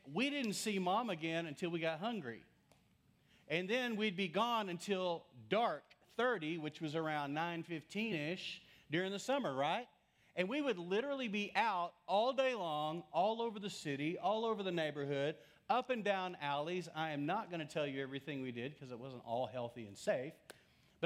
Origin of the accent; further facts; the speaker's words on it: Lubbock, Texas, United States; growing up in West Texas, I grew up in Lubbock in the early days.